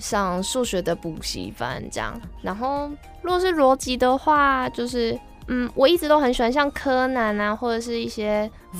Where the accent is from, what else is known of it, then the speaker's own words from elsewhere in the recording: Changhua County, Taiwan; moved away as an adult; now in Tainan, Taiwan; 我本来也都是在彰化生长长大